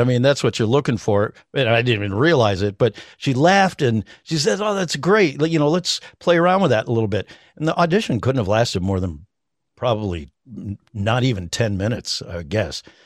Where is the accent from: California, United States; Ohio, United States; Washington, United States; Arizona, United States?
Ohio, United States; Cleveland; moved away as an adult; now in Los Angeles, United States; I grew up in Cleveland.